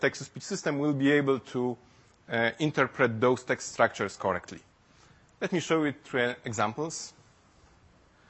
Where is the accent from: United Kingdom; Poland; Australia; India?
Poland; English is a second language; English is not my first language, and which is tricky because we are not used to that in Poland